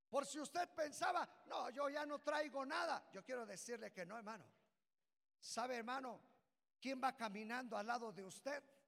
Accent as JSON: {"language": "Spanish", "country": "Mexico", "said": "de ser mexicanos"}